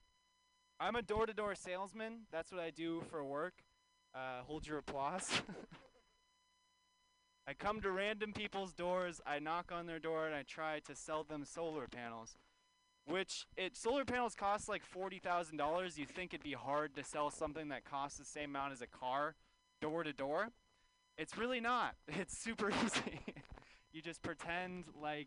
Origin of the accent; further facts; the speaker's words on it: California, United States; I grew up in California